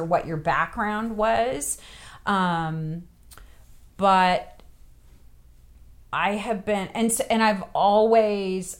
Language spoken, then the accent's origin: English; West Coast, United States; moved away as an adult; also born or lived in the South (US); now in United States (the South); when I go back to the West Coast